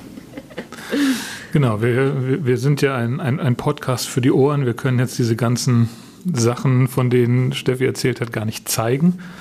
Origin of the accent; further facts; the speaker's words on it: Southern Germany, Germany; für mich als Süddeutsche